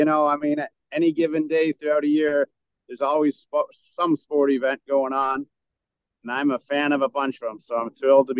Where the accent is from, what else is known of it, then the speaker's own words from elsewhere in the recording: Northern England, United Kingdom; My family, I'm British, actually, from Northern England. So my mom and dad weren't really into hockey, but we grew up on a dead-end street or a cul-de-sac